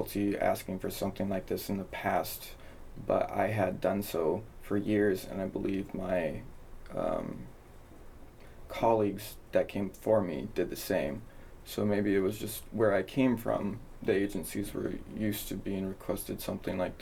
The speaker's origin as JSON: {"language": "English", "town": "Anchorage", "region": "Alaska", "country": "United States", "tie": "born or raised there", "moved": "as an adult", "lives_now": "Clark County, United States", "said": "I came from Anchorage, Alaska. It's where I spent my entire life."}